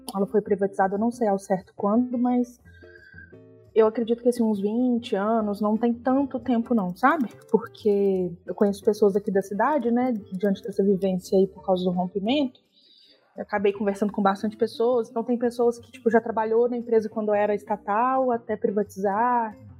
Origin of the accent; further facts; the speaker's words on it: Belo Horizonte, Minas Gerais, Brazil; now in Brumadinho, Brazil; Sou mineira, né? Natural de Belo Horizonte, mas a minha família é de Brumadinho. E eu moro aqui desde os meus 12 anos de idade